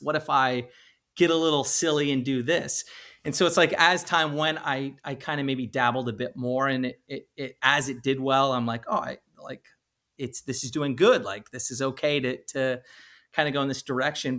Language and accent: English; California, United States; I'm originally from California